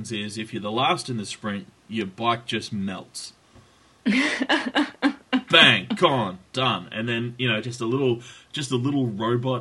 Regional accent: Australia; I'm Australian

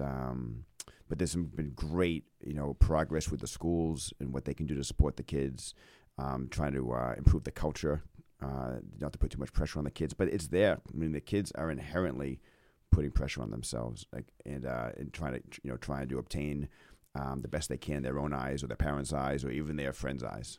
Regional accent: Maine, United States; growing up in Maine

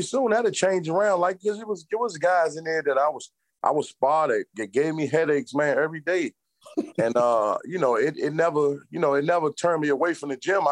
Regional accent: Washington, District of Columbia, United States; now in Maryland, United States; I'm from Washington, D.C. I'm Washingtonian. I live in Maryland now, but I was born and raised in Washington, D.C.

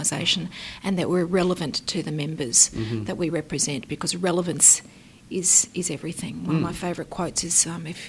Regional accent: Brisbane, Queensland, Australia; I grew up in Brisbane

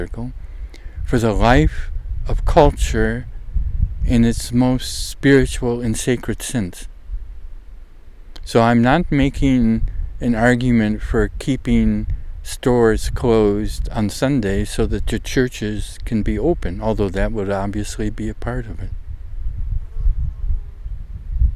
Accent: United States; also born or lived in Netherlands; a young, naive American like myself

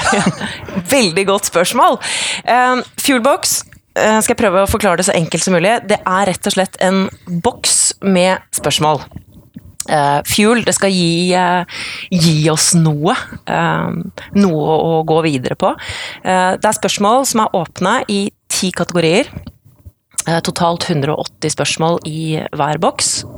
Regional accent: Odalen, Hedmark, Innlandet, Norway; Så kommer jeg fra Odalen. Eh, bygd i, eh, i eh, Hedmark. Kommer fra gård

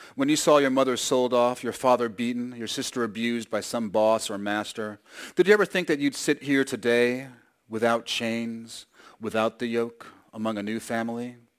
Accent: New York, United States; I grew up in New York

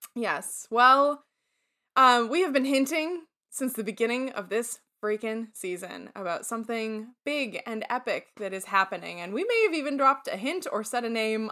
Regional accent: Syracuse, New York, United States; moved away; also born or lived in Toledo, Ohio; I said, "Syracuse."

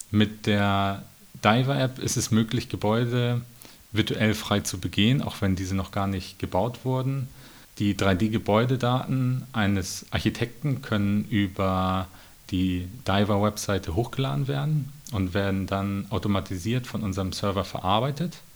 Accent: Schleswig-Holstein, Germany; Als Schleswig-Holsteiner will ich natürlich den Strand

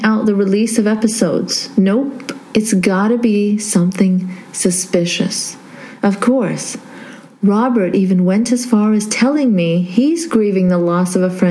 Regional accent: Saudi Arabia; moved away; I grew up in Saudi

